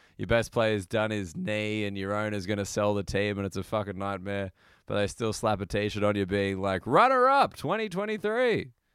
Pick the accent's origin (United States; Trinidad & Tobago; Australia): Australia; as an Australian